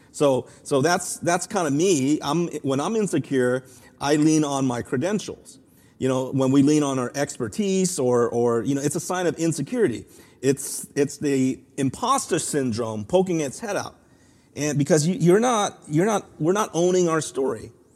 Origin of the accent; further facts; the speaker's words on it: Los Angeles, California, United States; my hometown school here at U C L